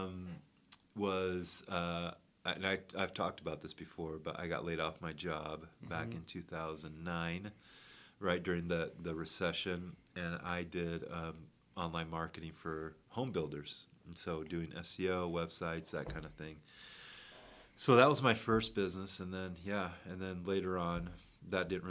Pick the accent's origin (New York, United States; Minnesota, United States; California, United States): New York, United States; Syracuse; I grew up in Syracuse, New York.